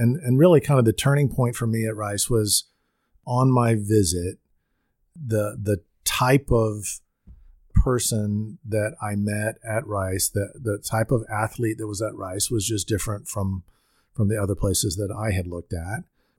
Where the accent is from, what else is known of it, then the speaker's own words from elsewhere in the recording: Louisiana, United States; Well, I grew up in Louisiana and very much in a sports-oriented family, an LSU family.